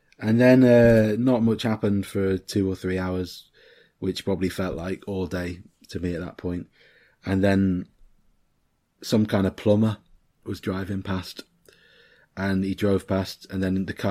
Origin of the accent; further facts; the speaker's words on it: Liverpool, North West England, United Kingdom; moved away; also born or lived in Winchester; I was born in Mill Road Hospital